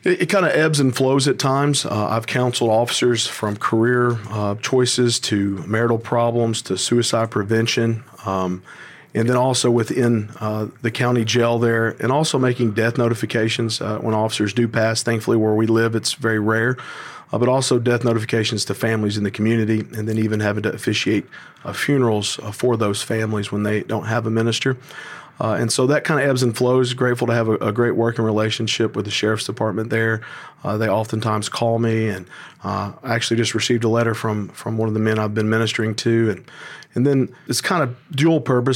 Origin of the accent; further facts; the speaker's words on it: Tennessee, United States; being born and raised in Tennessee